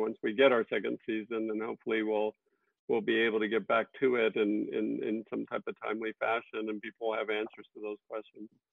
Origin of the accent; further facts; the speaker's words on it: Texas, United States; I grew up in Texas, and it reminds me so much of my of my upbringing